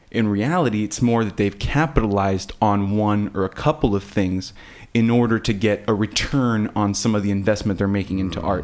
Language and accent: English; Texas, United States; also born or lived in Miami, Florida; I was born in Texas, and that's where I live right now. But I grew up in Miami for about a third of my life.